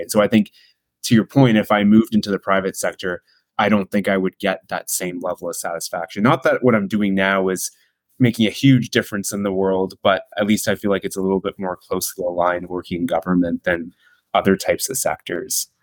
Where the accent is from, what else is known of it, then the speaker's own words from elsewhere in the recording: Burlington, Ontario, Canada; I went to high school in Burlington, Ontario, which is just about 45 minutes or so from Toronto. So that's where I grew up and went to high school